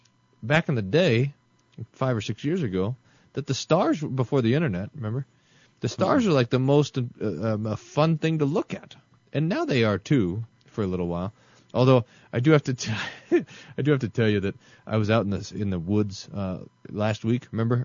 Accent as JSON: {"language": "English", "region": "Mississippi", "country": "United States", "tie": "born or raised there", "said": "When I was growing up in the Mississippi Delta, we would sit outside and talk."}